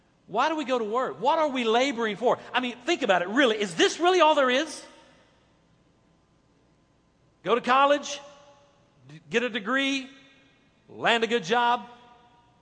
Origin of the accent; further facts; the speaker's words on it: United States; we American Christian believers